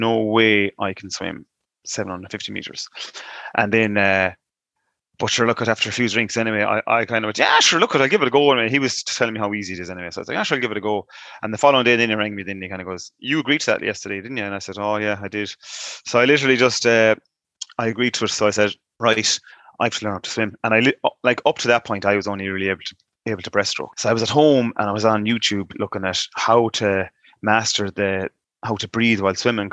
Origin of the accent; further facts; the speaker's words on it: Moycullen, Connacht, Ireland; growing up in Mycullen, I was mainly just hurling football